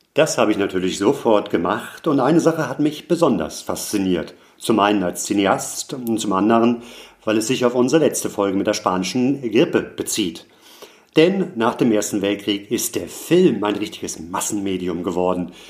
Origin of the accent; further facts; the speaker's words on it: Hamburg, Germany; Hamburg, in meine Heimatstadt